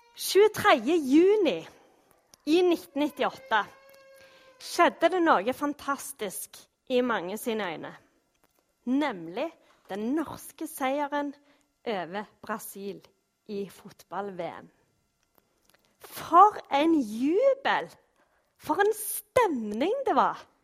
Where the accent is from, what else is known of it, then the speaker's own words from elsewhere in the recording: Norway; vi er jo nordmenn